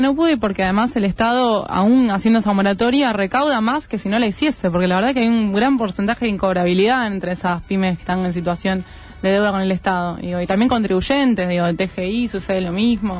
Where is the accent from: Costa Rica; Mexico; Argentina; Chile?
Argentina; como argentinos